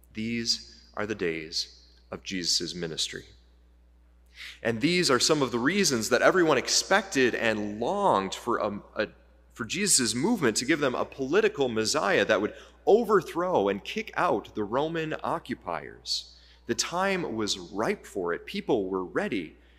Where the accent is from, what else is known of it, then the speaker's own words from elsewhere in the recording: United States; now in Canada; I'm an American, I'm here in Canada